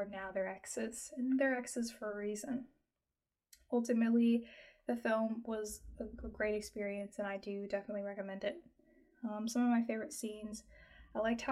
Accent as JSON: {"language": "English", "country": "United States", "said": "I'm American"}